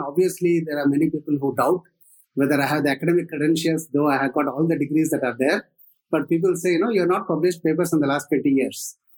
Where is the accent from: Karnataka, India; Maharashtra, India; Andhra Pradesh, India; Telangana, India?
Andhra Pradesh, India; southern; moved away as an adult; also born or lived in Tamil Nadu / Dhanbad / Penn State; now in Bangalore, India; I did my uh, schooling largely in Andhra Pradesh, in uh, southern Andhra Pradesh, but I was born in Tamil Nadu.